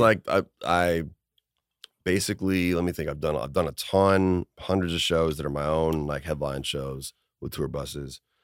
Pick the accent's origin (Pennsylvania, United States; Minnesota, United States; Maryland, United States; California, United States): Minnesota, United States; I played hockey as a kid 'cause I'm from Minnesota